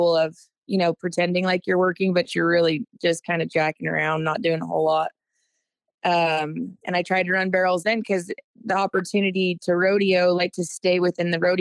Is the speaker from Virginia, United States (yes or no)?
no; Northern California, United States; moved away as an adult; also born or lived in San Luis Obispo, California; now in La Junta, United States; I grew up in California. So Northern California is where I grew up and call home